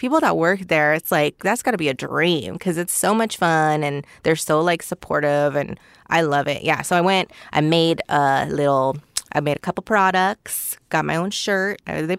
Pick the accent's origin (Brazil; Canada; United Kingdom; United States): United States; Oxnard, California; born or raised there